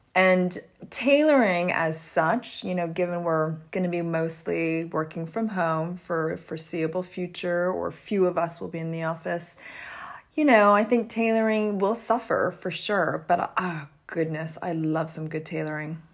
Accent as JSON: {"language": "English", "country": "Canada", "tie": "born or raised there", "said": "I grew up in Canada"}